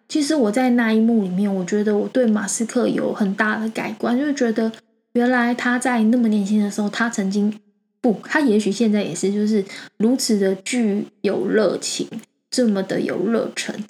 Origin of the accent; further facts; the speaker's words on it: Taiwan; 我们台湾人啊，还蛮害怕失败的